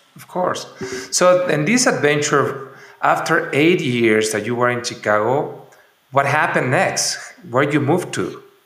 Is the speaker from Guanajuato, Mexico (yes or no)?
yes; San Miguel de Allende, Guanajuato, Mexico; my hometown, San Miguel de Allende